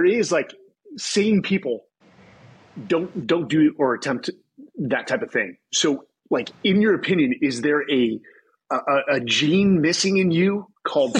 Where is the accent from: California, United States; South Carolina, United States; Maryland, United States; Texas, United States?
California, United States; San Jose; when I grew up in San Jose, Northern California